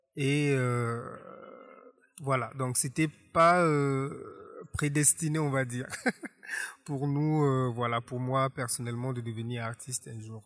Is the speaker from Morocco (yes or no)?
no; Republic of the Congo; Je suis né en Kaï, ici en République du Congo, en 1976